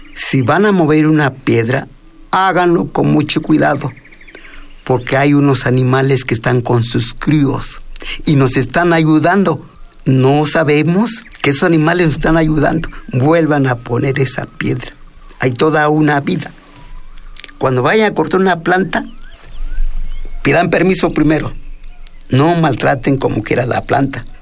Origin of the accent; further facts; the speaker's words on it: Mexico; first language Mixtec; Spanish is a second language; moved away as an adult; also born or lived in Mexico City; yo a los 19 años llego a la Ciudad de México, no hablaba bien el castellano como hasta la fecha, hablo más mi lengua materna, mi tunzabi, mi palabra de la lluvia